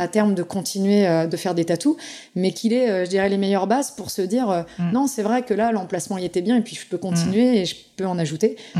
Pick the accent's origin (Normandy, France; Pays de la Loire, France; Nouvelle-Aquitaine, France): Pays de la Loire, France; je suis du Saumurois